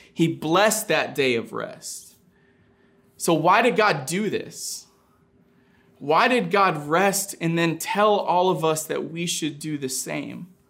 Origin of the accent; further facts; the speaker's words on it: Maine, United States; Growing up in Maine